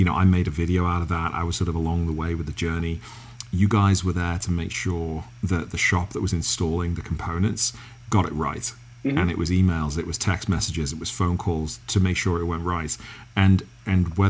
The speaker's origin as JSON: {"language": "English", "region": "England", "country": "United Kingdom", "accent": "English", "said": "my English accent"}